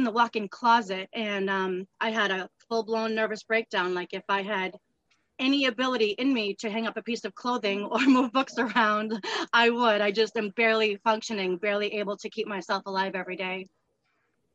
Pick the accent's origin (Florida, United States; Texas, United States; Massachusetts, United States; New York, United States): Massachusetts, United States; also born or lived in Southern New Hampshire; now in New Hampshire, United States; I was born and I grew up in Massachusetts, and I've been in Southern New Hampshire the rest of my life.